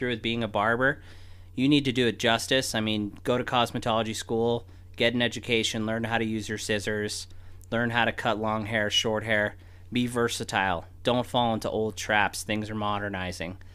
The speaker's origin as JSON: {"language": "English", "town": "Reno", "region": "Nevada", "country": "United States", "tie": "born or raised there", "said": "I grew up here in Reno, Nevada, born and raised."}